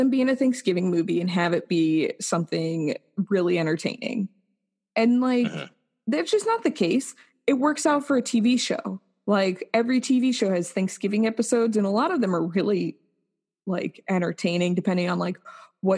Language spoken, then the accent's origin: English; United States; we as Americans